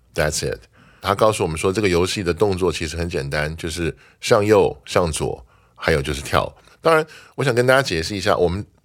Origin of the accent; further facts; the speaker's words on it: Taiwan; 我们台湾人移民去的时候就变成 Taiwanese American